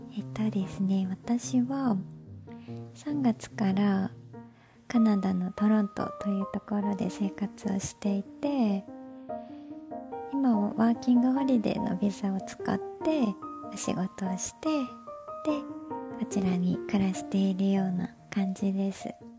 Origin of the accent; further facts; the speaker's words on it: Japan; moved away as an adult; also born or lived in United States; now in Toronto, Canada; 日本で生まれ育って